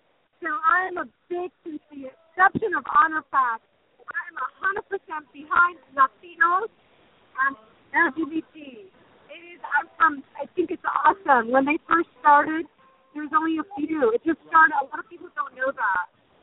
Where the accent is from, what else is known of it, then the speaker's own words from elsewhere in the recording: San Francisco, California, United States; I'm from San Francisco, so this has been so awesome to see